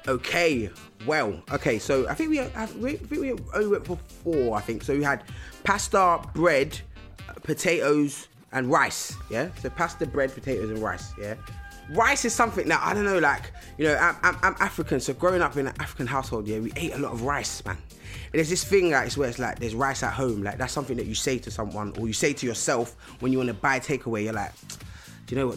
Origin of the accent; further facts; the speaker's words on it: London, United Kingdom; growing up in London, it's just It's quite loud